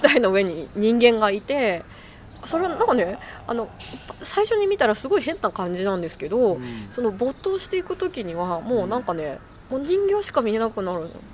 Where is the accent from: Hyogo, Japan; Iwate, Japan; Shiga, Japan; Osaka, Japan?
Shiga, Japan; 私滋賀県の出身なので